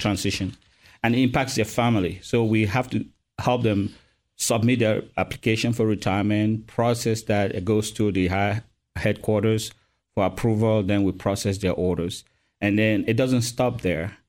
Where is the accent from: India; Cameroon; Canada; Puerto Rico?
Cameroon; moved away as an adult; now in Fort Campbell, United States; I was born and raised in Cameroon, Africa